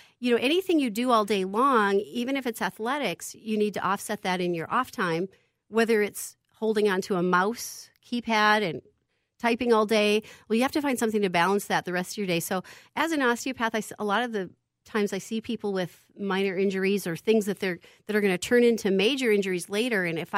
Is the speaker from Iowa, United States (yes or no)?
yes; Clear Lake, Iowa, United States; I'm from Clear Lake, Iowa. So, yeah … That's my roots.